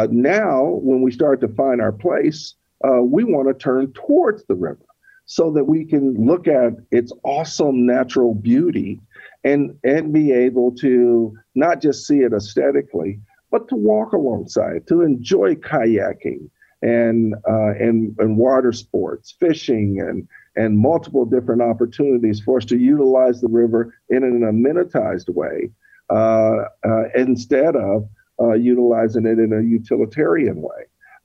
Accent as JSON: {"language": "English", "town": "Elkhart", "region": "Indiana", "country": "United States", "tie": "born or raised there", "said": "when we grew up in Elkhart, it was what I call and what is fondly known in a style or type vernacular around cities as a legacy city. It's one of these cities that you know, we're in a manufacturing hub, right?"}